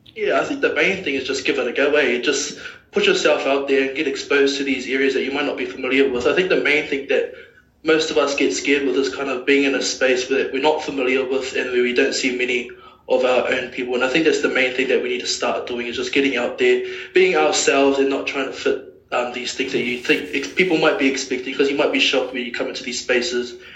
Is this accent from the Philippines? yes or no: no; Auckland, New Zealand; I'm a proud Westie grew up in West Auckland my whole life